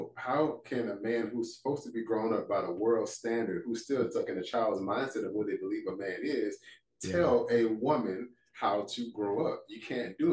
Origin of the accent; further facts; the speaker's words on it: Port Arthur, Texas, United States; moved away; I'm from Port Arthur, Texas originally, small town